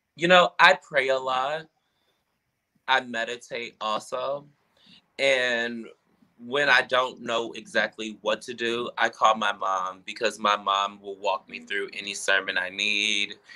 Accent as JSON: {"language": "English", "town": "Milwaukee", "region": "Wisconsin", "country": "United States", "tie": "born or raised there", "moved": "as an adult", "lives_now": "Chicago, United States", "said": "I grew up in Milwaukee, Wisconsin with my parents"}